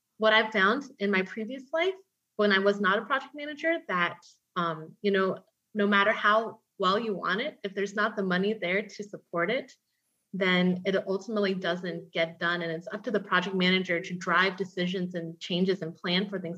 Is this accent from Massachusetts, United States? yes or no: no; Atlanta, Georgia, United States; moved away as an adult; also born or lived in Houston, Texas; I grew up in Atlanta, Georgia